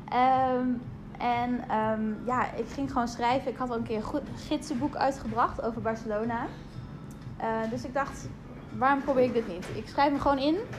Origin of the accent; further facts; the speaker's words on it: Friesland, Netherlands; Ik kom uit Friesland